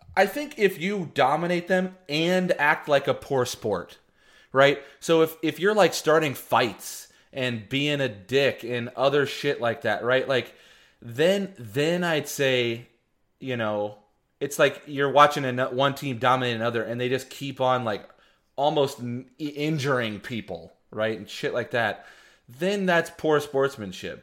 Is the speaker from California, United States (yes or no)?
no; Texas, United States; growing up in Texas in the late nineties, early two thousands